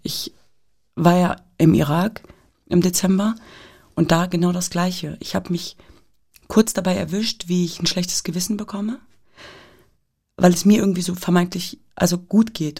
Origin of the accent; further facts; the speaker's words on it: Hanover, Lower Saxony, Germany; ich bin in Deutschland geboren und aufgewachsen